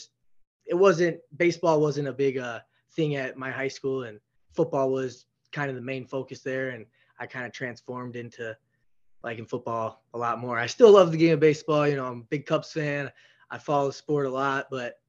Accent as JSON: {"language": "English", "town": "Elgin", "region": "Illinois", "country": "United States", "tie": "born or raised there", "said": "I grew up in Elgin, Illinois. It's a pretty big city outside of Chicago"}